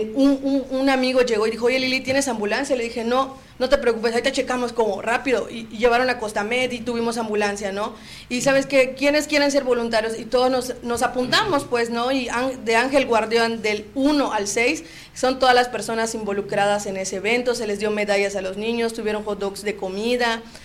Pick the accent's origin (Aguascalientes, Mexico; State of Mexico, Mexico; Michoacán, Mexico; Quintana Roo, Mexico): Quintana Roo, Mexico; Cozumel; somos de Cozumel